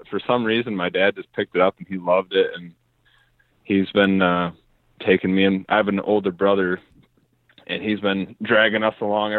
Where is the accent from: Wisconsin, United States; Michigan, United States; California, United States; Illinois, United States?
Michigan, United States; Zeeland; Yeah. I was born in Zeeland.